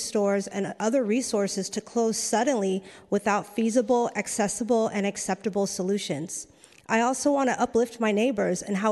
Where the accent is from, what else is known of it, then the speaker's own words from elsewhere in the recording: San Francisco, California, United States; I grew up in the Bayview, Alice Griffith Public Housing